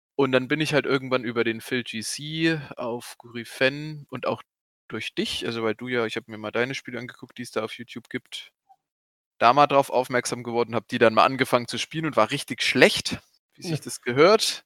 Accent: Goldbach, Bavaria, Germany; ich komme aus Goldbach

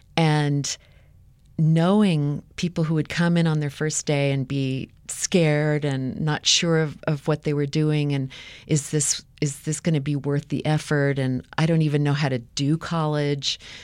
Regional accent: United States; growing up in the United States

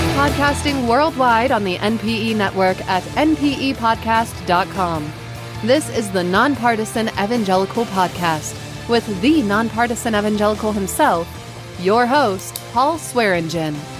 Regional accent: United States; I grew up in Southeast

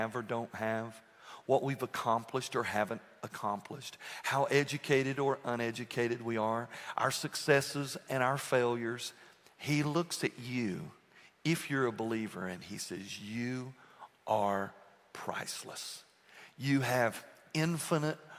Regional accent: United States; I'm an American

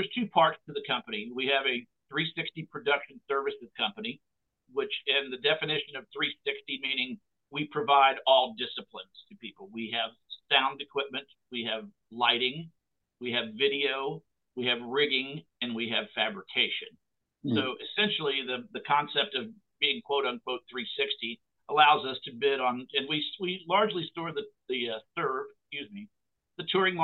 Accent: Cherry Point, North Carolina, United States; moved away; also born or lived in Nashville; as a young boy growing up in Cherry Point

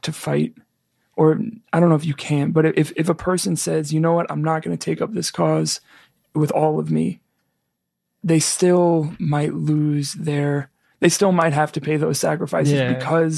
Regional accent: New York City, New York, United States; moved away; also born or lived in Iowa; I'm from the Bronx.

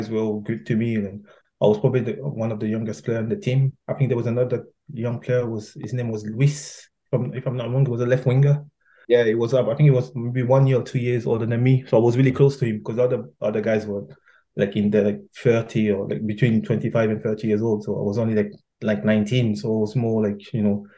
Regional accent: Paris, Île-de-France, France; English is a second language; moved away; also born or lived in England; growing up in Paris

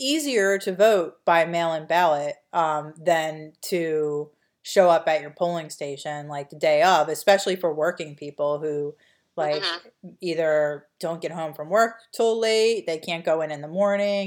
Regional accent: Delaware County, Pennsylvania, United States; we're from a working class, like lower middle class, petite bourgeoisie background from Delaware County

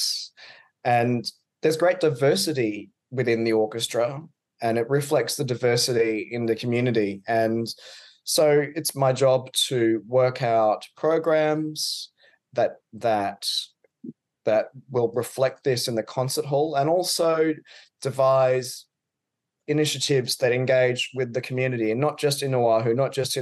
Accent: Queensland, Australia; accent: Australian; I'm from Queensland, which is on the east coast of Australia. Mm-hmm. It's the home to the Great Barrier Reef. So I grew up around the beach.

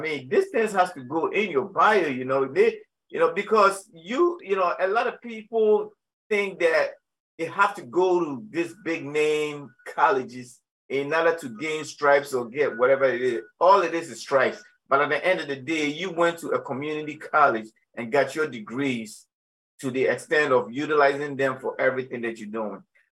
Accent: Ghana; well, being a Ghanaian African that I am, all yams are not the same.

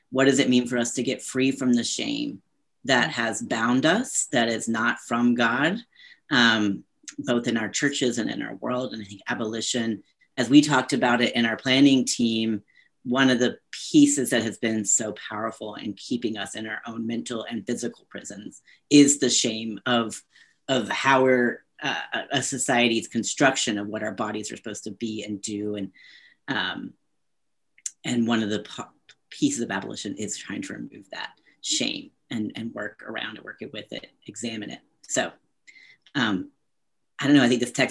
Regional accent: the South, United States; as a white transgender man born and raised in the South, um, I call upon the legacy of my my grandparents, my mother's family

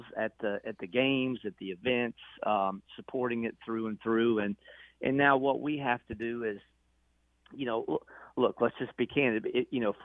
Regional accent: Murray, Kentucky, United States; moved away as an adult; now in Evansville, United States; I grew up in Murray

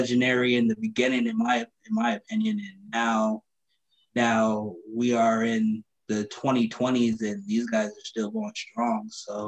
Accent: Minnesota, United States; Well, growing up, man, in Minnesota, I kind of grew up everywhere. I bounced around like a basketball.

